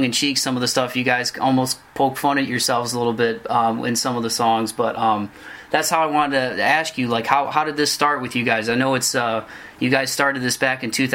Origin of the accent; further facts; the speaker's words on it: Toledo, Ohio, United States; I grew up in Toledo, Ohio.